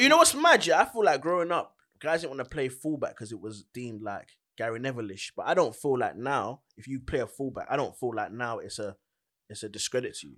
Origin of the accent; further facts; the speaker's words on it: London, United Kingdom; I'm from Charlton, innit? Charlton, Greenwich